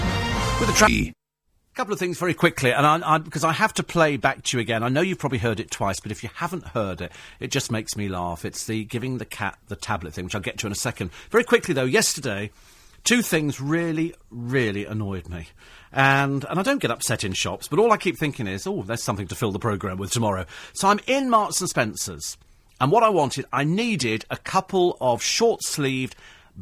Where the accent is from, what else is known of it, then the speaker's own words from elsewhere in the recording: United Kingdom; being British